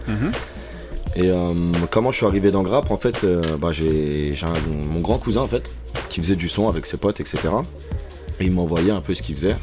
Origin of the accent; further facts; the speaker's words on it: Chelles, Île-de-France, France; j'ai grandi principalement et mes amis sont pour la plupart à Chelles